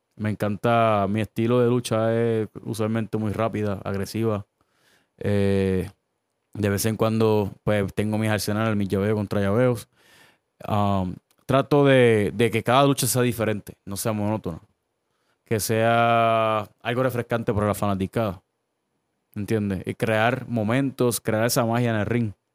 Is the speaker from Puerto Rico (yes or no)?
yes; Caguas, Puerto Rico; also born or lived in Humacao; yo nací en Humacao, pero me crié en Cagua. So, yo soy cagüeño de corazón